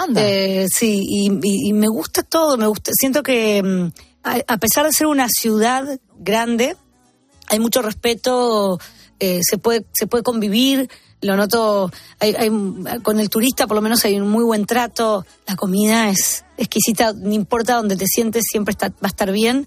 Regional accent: Arequito, Santa Fe, Argentina; Arequito es mi pueblo

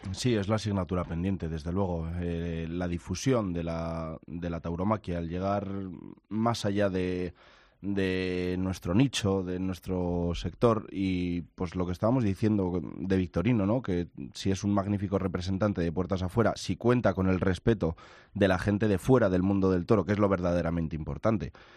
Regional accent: Burgos, Castile and León, Spain

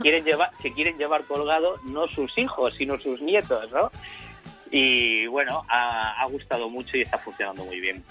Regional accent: A Coruña, Galicia, Spain; also born or lived in Ourense; provenimos de Orense, la familia viene de Orense, pero bueno, yo he nacido en La Coruña

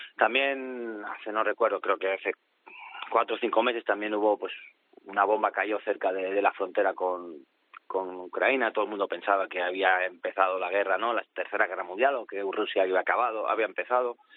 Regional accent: Spain; moved away as an adult; now in Poland; yo creo que soy más polaco ya que más español

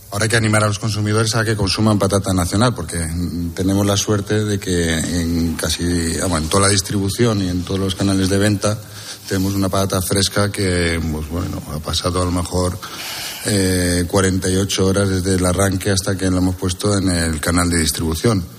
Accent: Castile and León, Spain; es mi tierra, es Castilla y León

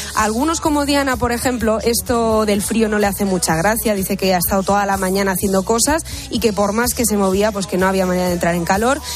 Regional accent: Tiana, Catalonia, Spain; moved away; Mi pueblo es Tiana, que está cerquita de Barcelona.

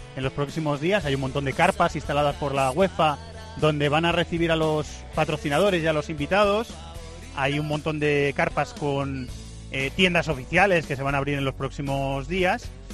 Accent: Cuenca, Castilla-La Mancha, Spain; yo nací en Cuenca y esa es la ciudad de mi vida y de mi corazón

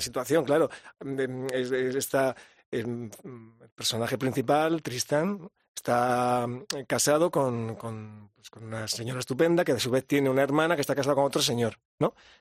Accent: Andalusia, Spain; also born or lived in London; al menos yo también soy andaluz

